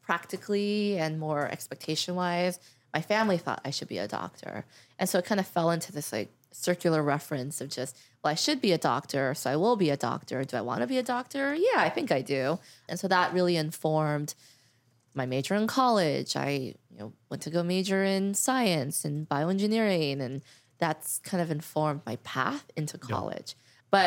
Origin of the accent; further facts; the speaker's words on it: Los Angeles, California, United States; I grew up in Encino